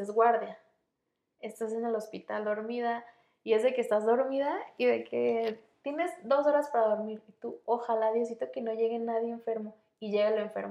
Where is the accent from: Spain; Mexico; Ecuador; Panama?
Mexico; Morelia, Michoacán; moved away as an adult; soy de Michoacán, soy de Morelia.